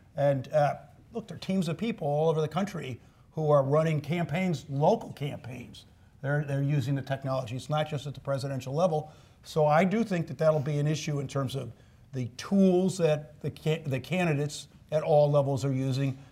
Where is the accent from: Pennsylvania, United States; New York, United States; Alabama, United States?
New York, United States; moved away as an adult; I grew up in New York, started in the city in the mid 70s